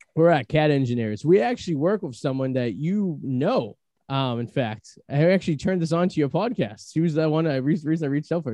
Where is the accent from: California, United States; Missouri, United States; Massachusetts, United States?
Massachusetts, United States; Revere; also born or lived in East Boston; I'm from Revere